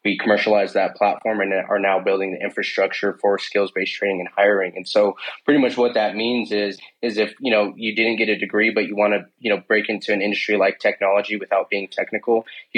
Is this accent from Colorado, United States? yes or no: yes; Denver, Colorado, United States; Born and raised in Denver, Colorado. Also currently where I reside today.